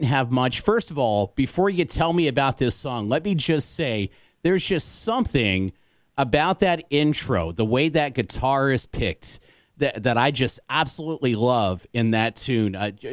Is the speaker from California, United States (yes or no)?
no; Evansville, Indiana, United States; my hometown at Evansville